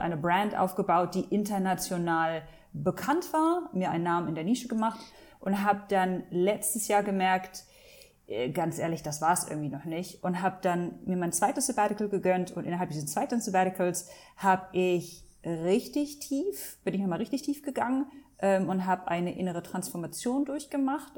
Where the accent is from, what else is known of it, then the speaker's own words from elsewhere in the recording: Hanover, Lower Saxony, Germany; moved away as an adult; also born or lived in Langenhagen / Abu Dhabi, United Arab Emirates; now in Dubai, United Arab Emirates; Ich bin in Deutschland geboren, aufgewachsen, sozialisiert worden